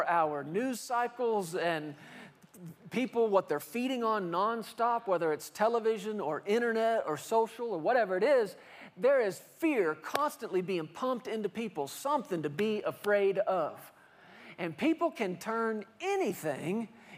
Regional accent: Fort Worth, Texas, United States; I grew up in Fort Worth, Texas

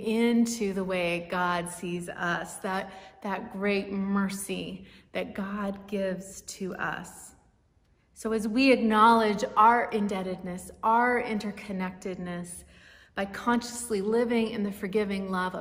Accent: Martinez, California, United States; Places like Martinez, where I grew up in the East Bay

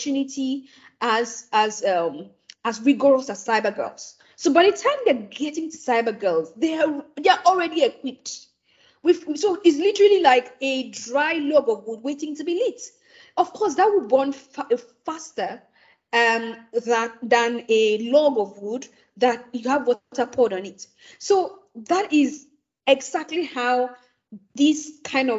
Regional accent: Nigeria; as an African, before I am a Nigerian

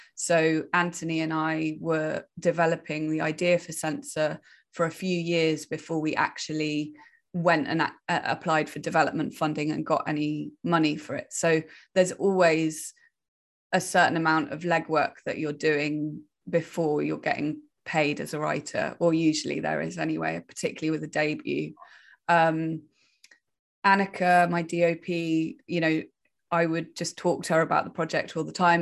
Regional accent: Wales, United Kingdom; I'm originally from Wales. I grew up in the countryside in the middle of nowhere

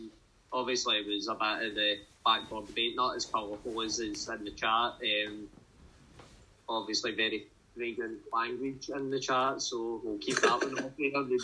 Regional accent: Coatbridge, Scotland, United Kingdom; my hometown, Albion Rovers.

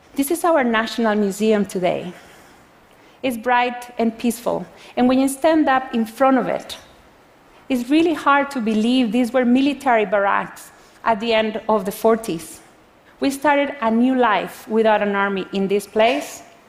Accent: Costa Rica; I come from Costa Rica, a developing country.

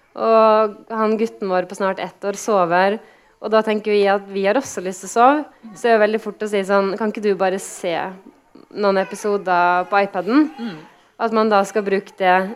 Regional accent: Kristiansund, Møre og Romsdal, Norway; moved away; Kristiansund, der jeg er fra

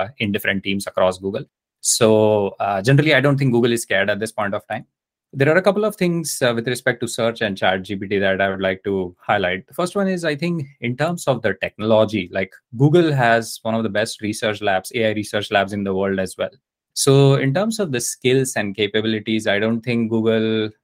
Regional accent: India; I grew up in India

